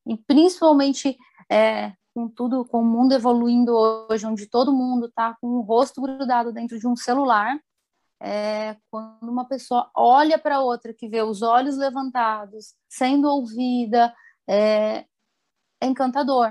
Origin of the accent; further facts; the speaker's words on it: interior of São Paulo, Brazil; moved away as an adult; also born or lived in Campinas; now in Paraná, Brazil; eu sou do interior de São Paulo, sou formada em Campinas também, né? Hum. E aí eu fui para o Sul e atualmente estou no Paraná.